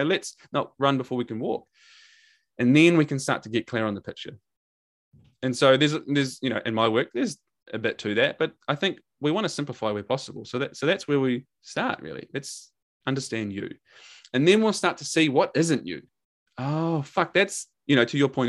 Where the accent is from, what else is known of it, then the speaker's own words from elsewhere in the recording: New Zealand; accent: Kiwi; my Kiwi accent